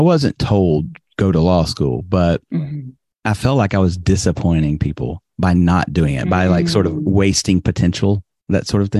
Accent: Birmingham, Alabama, United States; moved away as an adult; also born or lived in New York / Greece; now in Japan; I grew up in Birmingham and in fact, I didn't go anywhere for the first 21 years of my life.

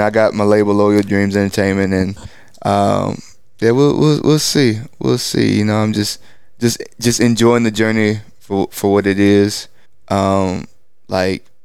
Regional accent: East Texas, United States; I grew up in East Texas

